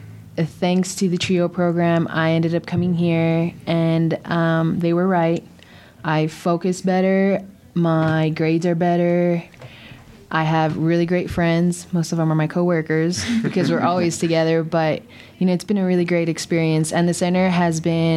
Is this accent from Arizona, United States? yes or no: yes; Douglas, Arizona, United States; moved away as an adult; I'm from Douglas, Arizona